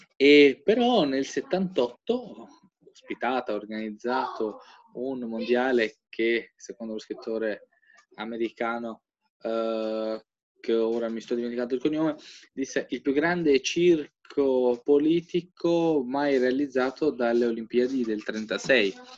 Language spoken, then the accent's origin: Italian; Albania; now in Italy